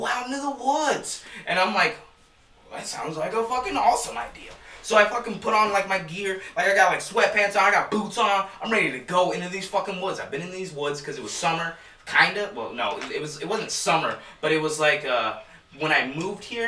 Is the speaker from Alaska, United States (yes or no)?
no; Chicago, Illinois, United States; moved away; I'm still fresh from Chicago